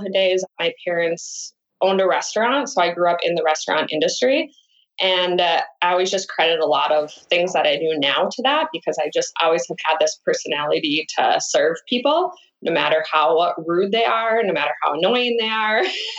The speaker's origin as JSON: {"language": "English", "region": "Minnesota", "country": "United States", "tie": "born or raised there", "also_born_or_lived": "Los Angeles", "moved": "as an adult", "lives_now": "Minneapolis, United States", "said": "moved back to Minnesota, to the biggest city I could that was closest to my hometown."}